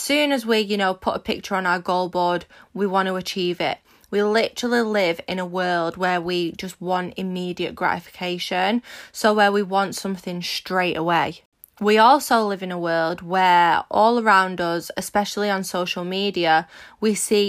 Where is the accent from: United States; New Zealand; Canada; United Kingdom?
United Kingdom; Manchester, North West England; If you don't know me … I'm 24 from Manchester in the UK and I am a social media entrepreneur